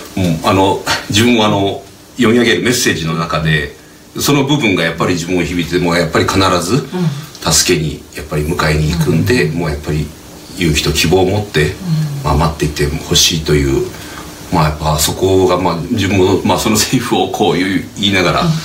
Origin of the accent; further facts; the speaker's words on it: Sado, Niigata, Japan; moved away; ふるさとの佐渡